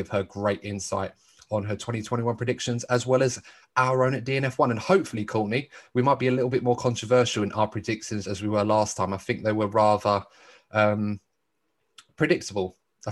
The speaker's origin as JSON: {"language": "English", "country": "United Kingdom", "said": "as a British sports fan"}